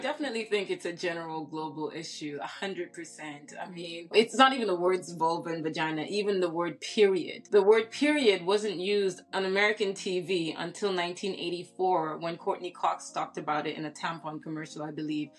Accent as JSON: {"language": "English", "country": "Saudi Arabia", "tie": "born or raised there", "moved": "yes", "said": "I grew up in Saudi Arabia"}